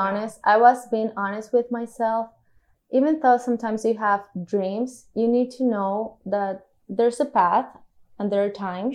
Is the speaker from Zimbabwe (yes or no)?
no; Cartagena, Bolívar, Colombia; I was born and raised here in Cartagena